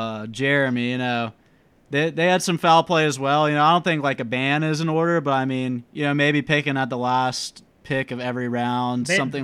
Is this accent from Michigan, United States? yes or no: no; Roswell, Georgia, United States; moved away as an adult; also born or lived in Tuscaloosa, Alabama; I grew up in Roswell, Georgia, which is, I guess, 20 to 30, 35 minutes north of Atlanta. You know how the traffic goes, but it's a little suburb of Atlanta.